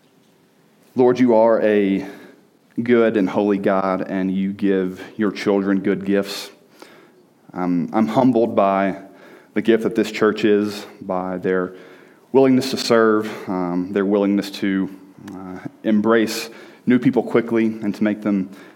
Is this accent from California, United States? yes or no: no; Birmingham, Alabama, United States; moved away as an adult; now in Colorado, United States; So I am from Birmingham, Alabama. I grew up there. I spent almost 26 years there.